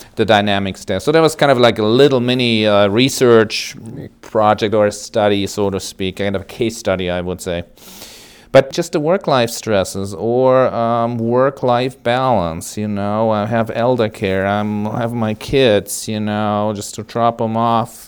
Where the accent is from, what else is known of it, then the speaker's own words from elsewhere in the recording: Germany; moved away as an adult; now in United States; I grew up in West Germany. My family originally was from East Germany.